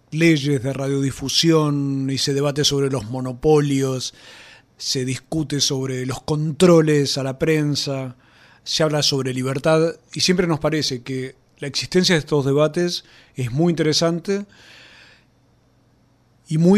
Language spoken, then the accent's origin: Spanish; Argentina; si llegara aquí algún marciano, como somos tantos argentinos a veces con estos temas tan cruciales